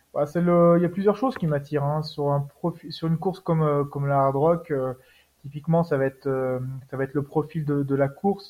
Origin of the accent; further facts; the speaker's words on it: Savoie, Auvergne-Rhône-Alpes, France; now in Haute-Savoie, France; Je suis originaire de Savoie, juste un petit peu à côté